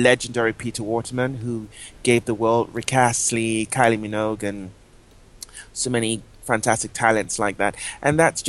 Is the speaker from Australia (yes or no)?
no; Nigeria; moved away as an adult; now in London, United Kingdom; I always say I'm Anglo-Nigerian. My parents are from Nigeria, but I was born in London.